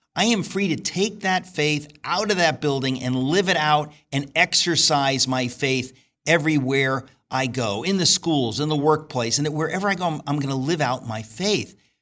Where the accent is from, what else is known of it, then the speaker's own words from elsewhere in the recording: United States; I'm an American.